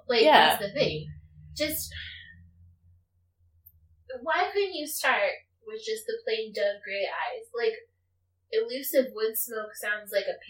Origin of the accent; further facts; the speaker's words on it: Southwest, United States; I'm from the Southwest, which, much as Texas would love to be part of it, is not part of the Southwest.